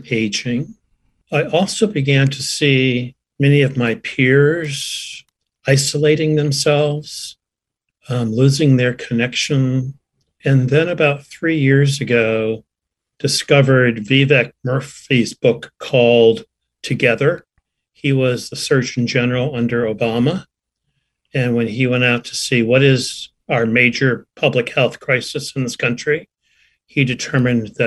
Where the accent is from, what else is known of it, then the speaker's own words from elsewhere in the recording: Vermont, United States; moved away as an adult; I returned to my hometown in Vermont, a community of about 800 people